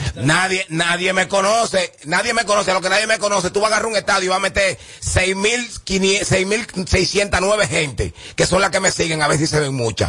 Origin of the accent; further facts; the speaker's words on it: Dominican Republic; el verdadero joseador dominicano